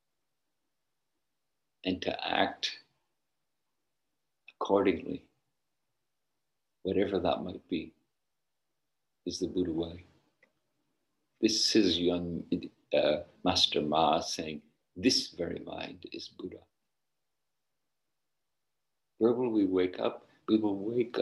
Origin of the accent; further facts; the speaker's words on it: Northern Ireland, United Kingdom; Where I grew up in Northern Ireland, when I was young, only property owners could vote